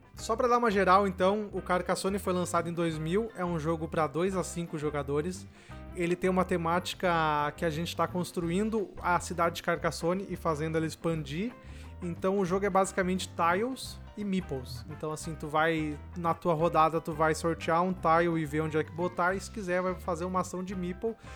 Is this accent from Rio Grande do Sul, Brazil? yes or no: yes; Venâncio Aires, Rio Grande do Sul, Brazil; eu sou do Rio Grande do Sul, Venâncio Aires